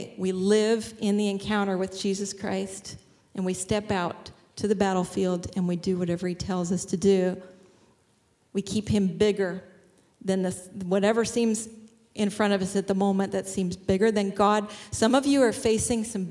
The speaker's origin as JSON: {"language": "English", "town": "Shillington", "region": "Pennsylvania", "country": "United States", "said": "I'm from Shillington"}